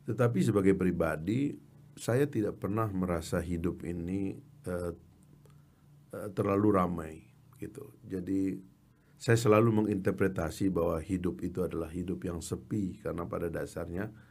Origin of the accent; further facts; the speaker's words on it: Sumbawa, West Nusa Tenggara, Indonesia; born there; kan saya ini kan orang kampung, lahir di Sumbawa. Dari keluarga orang kampung, ibu saya ibu rumah tangga